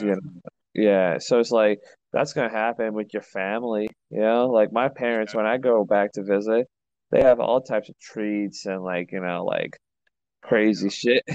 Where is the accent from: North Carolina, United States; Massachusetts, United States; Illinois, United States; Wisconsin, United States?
Illinois, United States; Chicago; I'm from Chicago